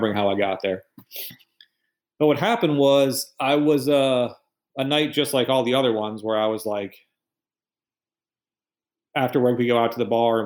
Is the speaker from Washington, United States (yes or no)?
no; Michigan, United States; moved away as an adult; I'm from Michigan